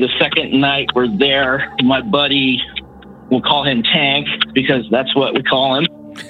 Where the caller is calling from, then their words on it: Walla Walla, Washington, United States; from Walla Walla.